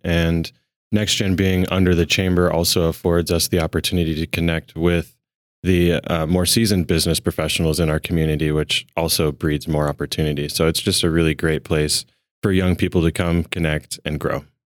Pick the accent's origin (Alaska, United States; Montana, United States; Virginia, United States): Montana, United States; Billings; I'm from Montana, born and raised right here in Billings.